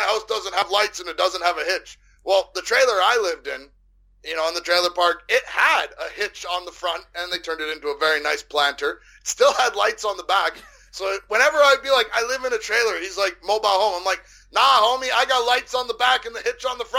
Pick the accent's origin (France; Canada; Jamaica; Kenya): Canada